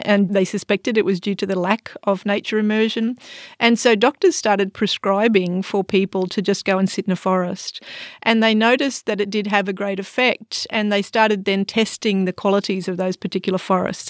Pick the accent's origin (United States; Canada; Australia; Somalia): Australia; accent: Australian; moved away as an adult; now in Singapore; I'm an Australian, obviously. You can tell from my accent.